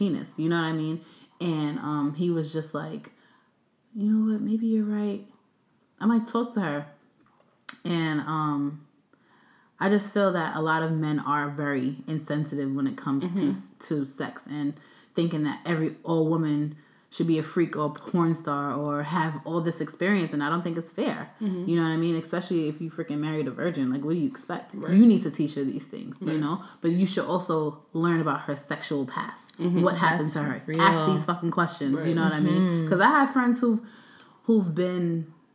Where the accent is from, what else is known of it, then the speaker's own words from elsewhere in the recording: New York City, New York, United States; I'm from Brooklyn